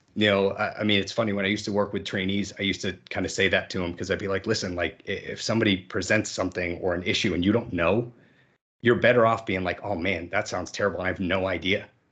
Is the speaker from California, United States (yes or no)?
no; Massachusetts, United States; I grew up in the Massachusetts area